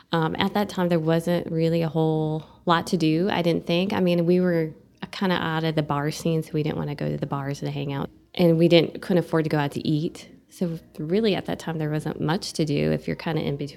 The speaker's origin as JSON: {"language": "English", "town": "Eau Claire", "region": "Wisconsin", "country": "United States", "tie": "born or raised there", "moved": "as an adult", "lives_now": "Amarillo, United States", "said": "Amarillo felt a lot like my hometown. And my hometown in Eau Claire was uh, a bigger city, agriculture surrounding it."}